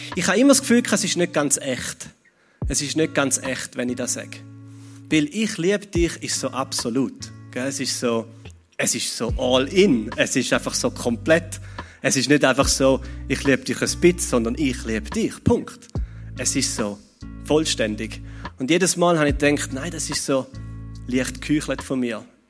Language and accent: German; Switzerland; als Schweizer